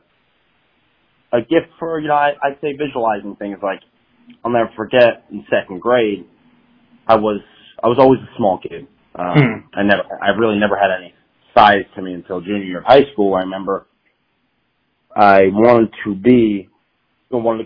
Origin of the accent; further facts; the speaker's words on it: Franklin Lakes, New Jersey, United States; also born or lived in North Haledon, New Jersey; I grew up in a small town in Jersey called North Haven, but spent most of my time in the neighboring town, which is Franklin Lakes